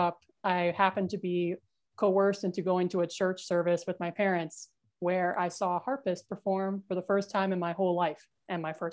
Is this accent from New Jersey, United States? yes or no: yes; New Jersey, United States; also born or lived in New York; I was born in New York, but I grew up in a really small, how shall we say, small-minded town in New Jersey in a rural part